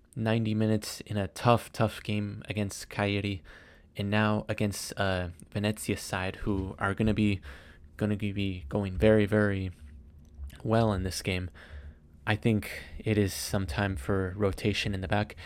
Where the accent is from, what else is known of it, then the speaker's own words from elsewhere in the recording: United States; I am American